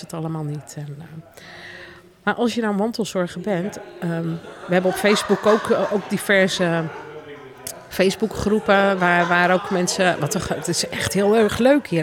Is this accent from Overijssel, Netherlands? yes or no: yes; Deventer, Overijssel, Netherlands; ik kom trouwens uit Deventer